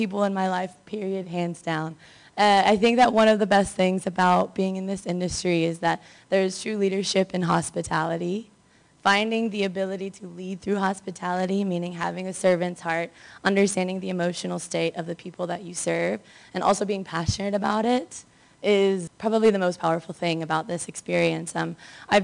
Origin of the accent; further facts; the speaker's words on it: Memphis, Tennessee, United States; now in Mexico City, Mexico; I'm originally from Memphis, Tennessee, but I currently live in Mexico City